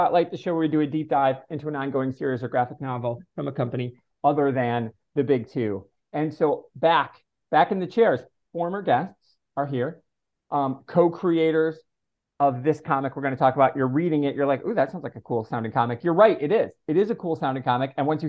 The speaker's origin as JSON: {"language": "English", "region": "Michigan", "country": "United States", "moved": "yes", "lives_now": "Florida, United States", "said": "because I am from Florida, but I'm from my home state now in Michigan"}